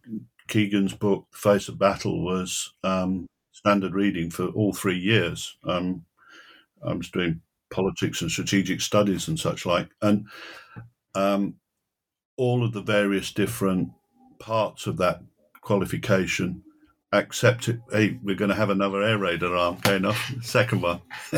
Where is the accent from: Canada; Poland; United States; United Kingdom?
United Kingdom; Manchester, North West England; When I was growing up in Manchester on our black and white television, we used to see Basil Little Heart quite often.